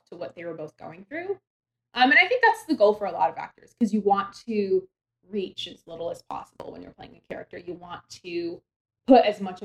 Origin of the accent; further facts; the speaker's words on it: Maine, United States; from Maine